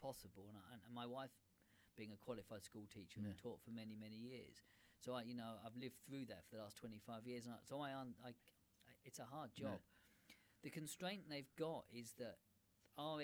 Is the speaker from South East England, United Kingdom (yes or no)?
yes; Brighton, South East England, United Kingdom; I was born in Brighton